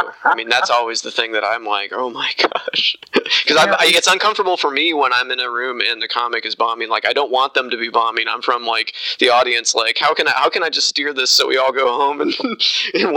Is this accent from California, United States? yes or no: no; Indiana, United States; I'm from Indiana